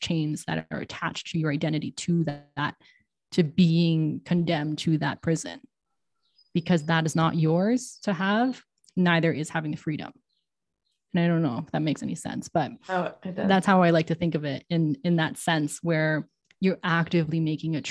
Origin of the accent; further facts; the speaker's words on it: Toronto, Ontario, Canada; first language English; moved away as an adult; also born or lived in New York / London; now in Mexico; I was born in Toronto